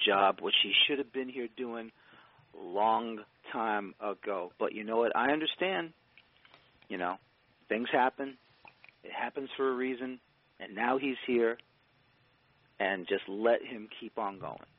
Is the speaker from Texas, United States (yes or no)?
no; New York City, New York, United States; now in New Jersey, United States; I'm originally from the Boogie Down on the Grand Concourse, Let's East 202nd Street.